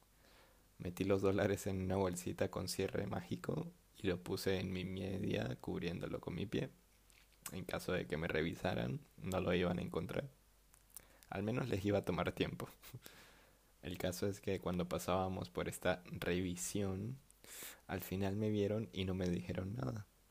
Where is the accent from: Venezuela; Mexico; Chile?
Venezuela; moved away as an adult; also born or lived in Peru; me fui de Venezuela